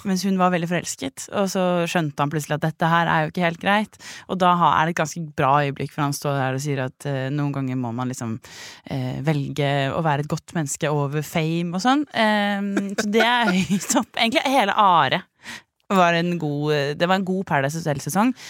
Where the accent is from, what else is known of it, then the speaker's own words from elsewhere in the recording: Tønsberg, Vestfold, Norway; Jeg er fra Tønsberg, født i 95.